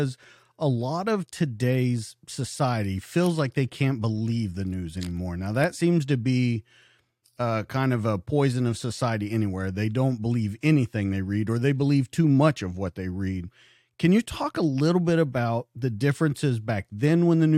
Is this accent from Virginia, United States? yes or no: no; Oklahoma, United States; We're both from Oklahoma